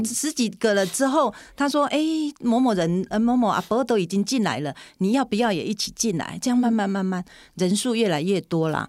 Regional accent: Puli, Nantou County, Taiwan; 我应该说是土生土长的埔里人嗯。是，那我的血统，我的娘家那边是在大南，大南里哦。对，那我又，我从南城里嫁来五公里，就都是在这个族群里面

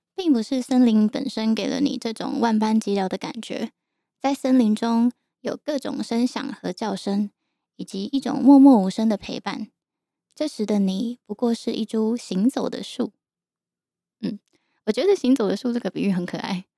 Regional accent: Yilan, Yilan County, Taiwan; 我从小到大是在宜兰长大的

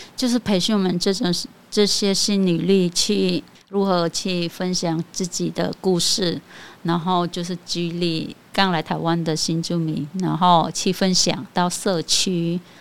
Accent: Cambodia; first language Khmer; Chinese is a second language; moved away as an adult; now in Taiwan; 我们柬埔寨在台湾算是稀少的

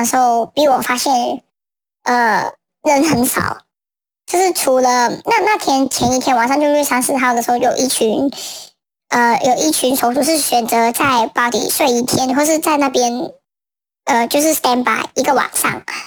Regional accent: Hong Kong; 作为新的香港人

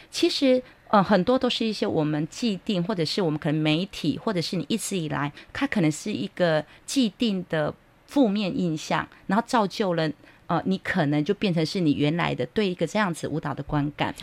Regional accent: Hualien, Hualien County, Taiwan; 因为我自己在花莲长大，啊。我是在花莲长大的小孩，嗯哼。我小时候会讲那个阿美族语

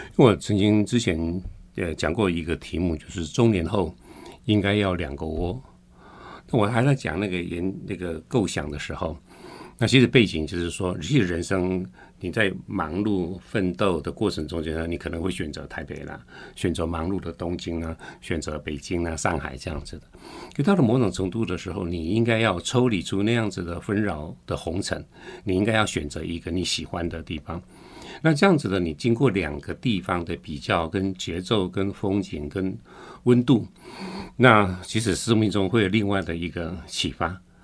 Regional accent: Tainan, Taiwan; 我是台南来的

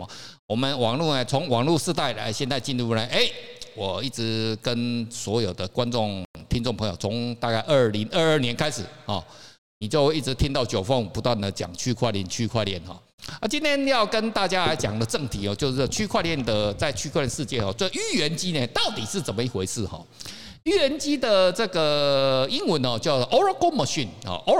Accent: Taiwan; 可是哦，大家觉得特别我们台湾人，我不晓得为什么要信那个东西啊？那台湾人哦是蛮有趣的一个国家跟民族哦

